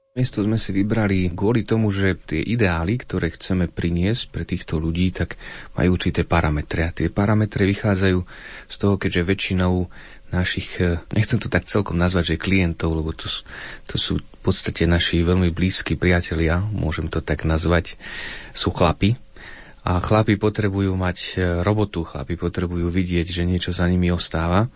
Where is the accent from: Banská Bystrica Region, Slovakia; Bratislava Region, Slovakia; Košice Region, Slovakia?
Banská Bystrica Region, Slovakia; Krupina; Ja osobne sám pochádzam z Krupiny